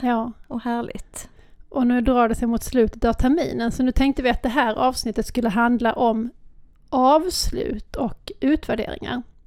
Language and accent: Swedish; Lund, Skåne, Sweden; accent: Lund Scanian; Jag har lundaskånskan